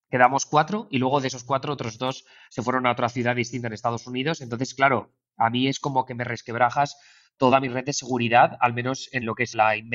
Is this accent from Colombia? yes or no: no; Alcoy, Valencian Community, Spain; moved away; also born or lived in New York; jugar al Fortnite con dos de mis mejores amigos de Alcoy, de mi tierra